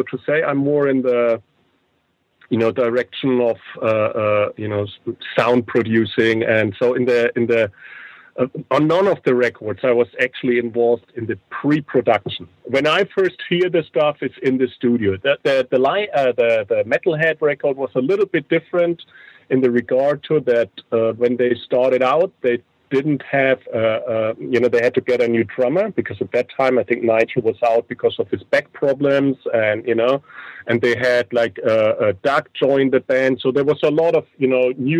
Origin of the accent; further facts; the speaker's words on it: near Nuremberg, Bavaria, Germany; I was born near Nuremberg.